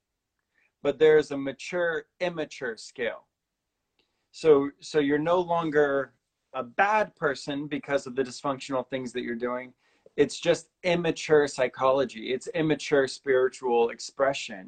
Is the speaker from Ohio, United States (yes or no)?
yes; Cincinnati, Ohio, United States; I went to Milford, Lakota East, and Little Miami. I went to three high schools.